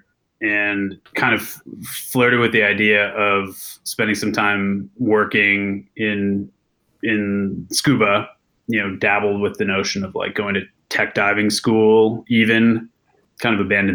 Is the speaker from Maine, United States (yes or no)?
yes; Maine, United States; moved away; growing up in Maine really was the catalyzing moment for being an ocean person